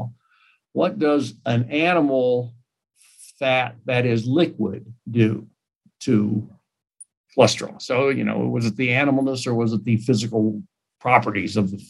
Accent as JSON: {"language": "English", "town": "Kansas City", "country": "United States", "tie": "born or raised there", "moved": "as an adult", "lives_now": "Sioux Falls, United States", "said": "I moved to Kansas City in mid-80s, which is my hometown"}